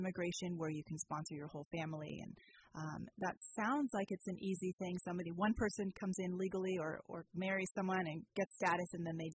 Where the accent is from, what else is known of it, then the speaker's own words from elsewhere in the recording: Australia; now in United States; I'm Australian